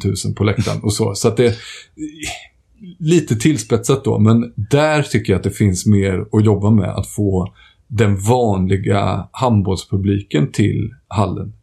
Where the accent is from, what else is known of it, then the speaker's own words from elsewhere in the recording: Småland, Sweden; som smålänning i själ och hjärta